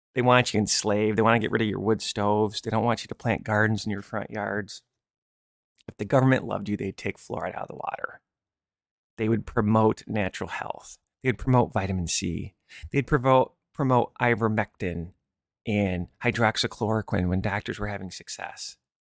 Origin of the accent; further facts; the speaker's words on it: Michigan, United States; I grew up in Michigan